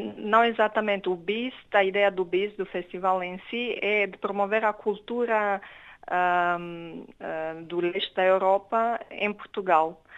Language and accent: Portuguese; Romania; moved away; no caso da, da Romênia, eu sou romeno